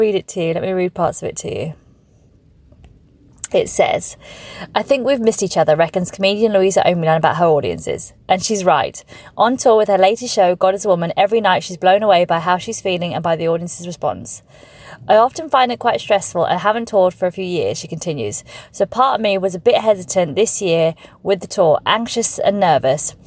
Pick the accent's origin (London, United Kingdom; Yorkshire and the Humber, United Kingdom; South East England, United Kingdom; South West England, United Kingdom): South East England, United Kingdom; Farnborough; moved away; also born or lived in Birmingham; I was born in Birmingham, but raised in Farnborough.